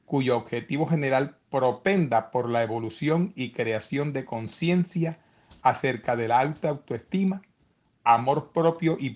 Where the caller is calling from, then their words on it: Middletown, Connecticut, United States; Cordial saludo desde la ciudad de Middletown, en el estado de Connecticut, Estados Unidos.